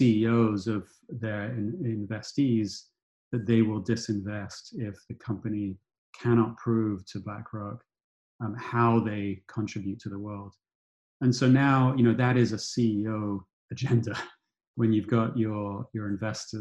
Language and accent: English; United Kingdom; I grew up in Thatcherite Britain